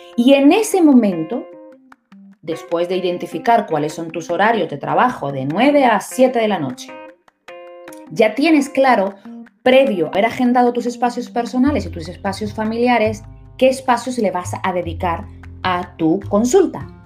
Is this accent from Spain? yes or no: yes; Las Palmas de Gran Canaria, Canary Islands, Spain; estoy en la ciudad de Las Palmas de Gran Canaria, haciendo eh, eh, publicidad a mi tierra natal